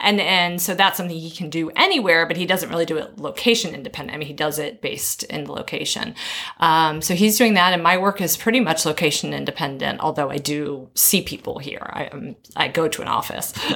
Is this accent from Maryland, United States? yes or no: yes; Maryland, United States; moved away as an adult; also born or lived in North Carolina / Tennessee / Georgia / Florida; now in Shanghai, China; Maryland is my. That's where I spent my most of my childhood